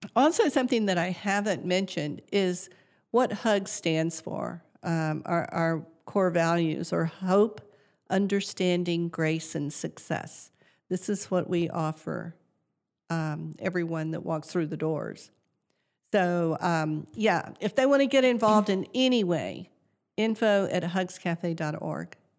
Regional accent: south central Georgia, United States; moved away as an adult; also born or lived in Colorado; now in McKinney, United States; I grew up on a farm in south central Georgia

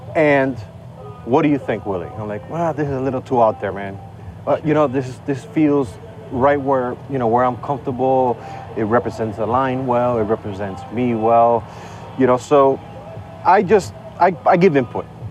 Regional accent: Estelí, Nicaragua; I'm a Northerner in the country

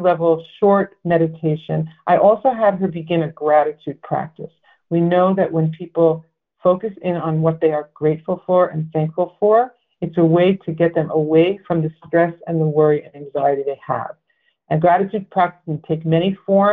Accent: Massachusetts, United States; my home state here

